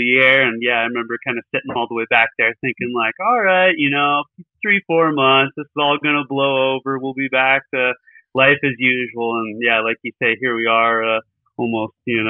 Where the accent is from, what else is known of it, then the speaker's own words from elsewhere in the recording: Billings, Montana, United States; I'm actually calling from Billings, Montana. So that's where I was born and raised out